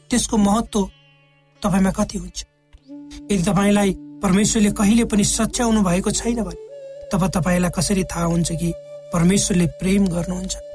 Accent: eastern hills, Nepal; जब म सानो थिएँ मेरो बाल्य अवस्था नेपालको पूर्वी पहाडी भागको विकट गाउँमा बित्यो

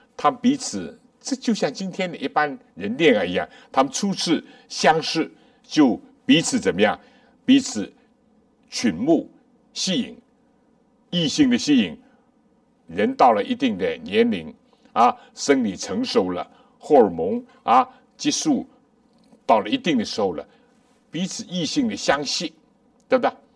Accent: China; 我们中国人有一句话，有情人终成眷属

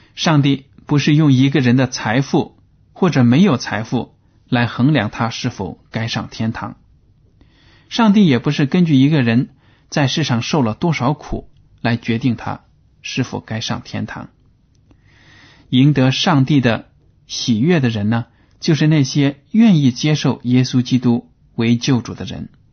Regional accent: China; 就好比我们中国人听相声

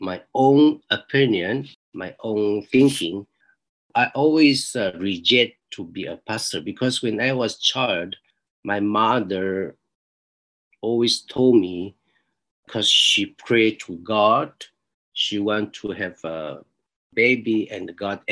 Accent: Taiwan; moved away as an adult; now in Tokyo, Japan; I came from Taiwan

